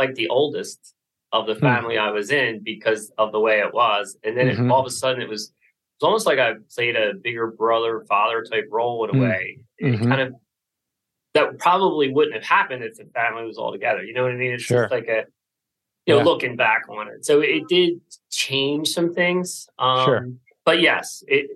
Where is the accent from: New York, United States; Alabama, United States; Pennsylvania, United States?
Pennsylvania, United States; Philadelphia; I'm from the Philadelphia area.